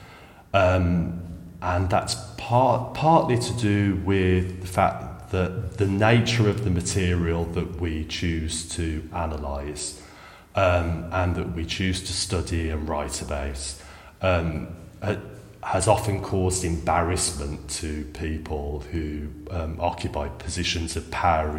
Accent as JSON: {"language": "English", "region": "England", "country": "United Kingdom", "said": "came from a very small provincial city in England where there was a very small gay scene"}